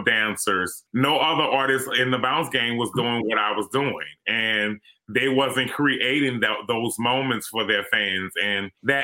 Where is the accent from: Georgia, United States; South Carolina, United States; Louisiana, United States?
Louisiana, United States; New Orleans; it was rough growing up here in New Orleans, being Black and growing up in the community that I grew up